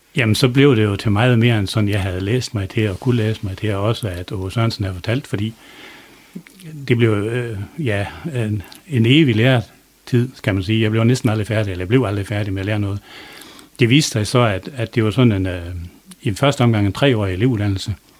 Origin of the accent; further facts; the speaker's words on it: Try, south of Dronninglund, North Denmark Region, Denmark; also born or lived in Østervrå; Jeg er blevet født i Try, lige syd for Thorsøy